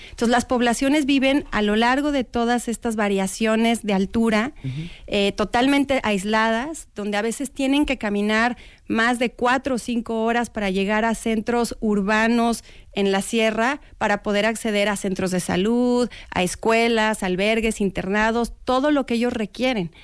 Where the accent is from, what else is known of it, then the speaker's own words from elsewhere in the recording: Mexico; como mexicanos